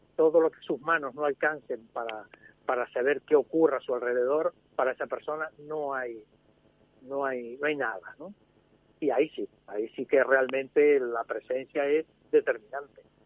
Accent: Spain; como español

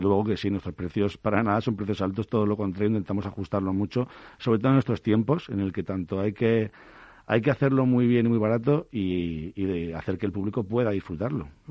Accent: Bilbao, Basque Country, Spain; moved away; yo soy de Bilbao

